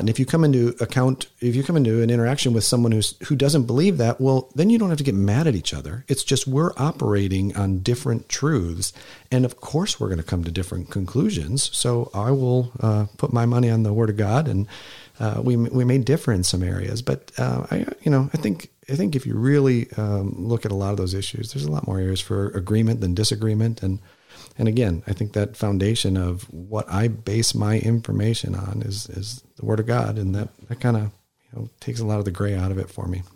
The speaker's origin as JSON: {"language": "English", "region": "Wisconsin", "country": "United States", "tie": "born or raised there", "also_born_or_lived": "Texas", "said": "I spent the majority of my growing up life, uh, in Wisconsin"}